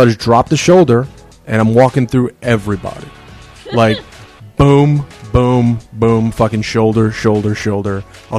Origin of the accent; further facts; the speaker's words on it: Lake Charles, Louisiana, United States; moved away as an adult; also born or lived in Tennessee; now in New York City, United States; I was born in Louisiana. I moved here from Tennessee.